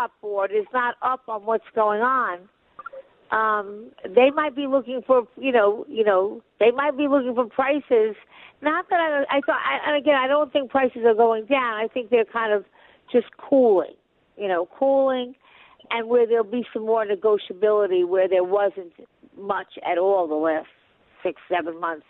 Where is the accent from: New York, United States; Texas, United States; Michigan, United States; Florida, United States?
New York, United States; Long Island; moved away; I come from Long Island